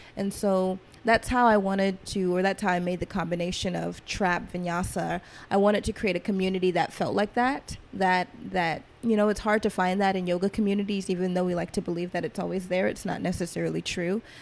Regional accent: Atlanta, Georgia, United States; growing up in Atlanta, being born in Atlanta, I grew up kind of in trap culture

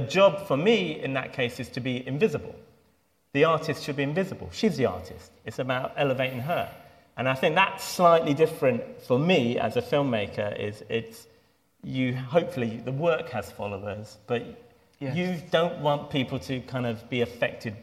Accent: London, United Kingdom; Muslim kids did growing up in Stoke Newington and Hackney

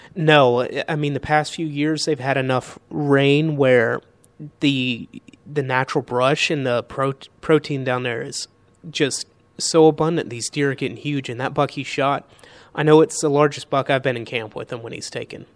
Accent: Charlotte, North Carolina, United States; I grew up in Charlotte, North Carolina

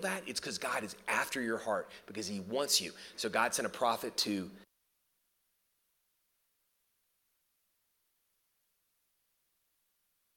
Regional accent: New Orleans, Louisiana, United States; I grew up in the New Orleans area

